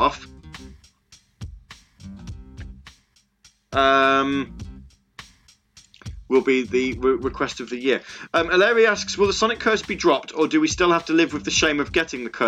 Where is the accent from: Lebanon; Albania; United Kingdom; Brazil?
United Kingdom; Midlands; If you're from the Midlands like me